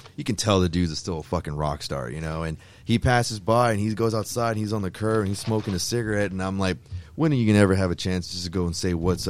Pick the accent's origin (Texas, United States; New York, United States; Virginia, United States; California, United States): Texas, United States; Houston; And I'm from Houston and, you know, I'm staying down here for this show too, man.